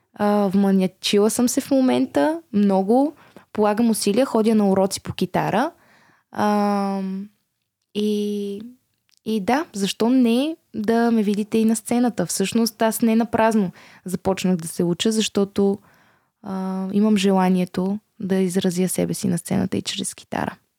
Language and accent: Bulgarian; Bulgaria; Аз съм горда българка, щастлива съм, че съм от България